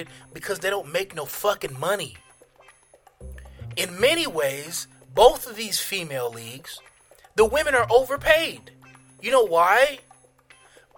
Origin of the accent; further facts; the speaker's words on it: United States; I'm American